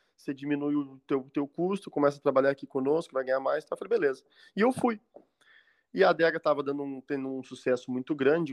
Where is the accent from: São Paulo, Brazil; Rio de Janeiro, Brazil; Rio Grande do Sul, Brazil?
Rio Grande do Sul, Brazil; Pelotas; moved away as an adult; also born or lived in Florianópolis; Eu nasci em Pelotas, no Rio Grande do Sul, ah, capital você... nacional do doce.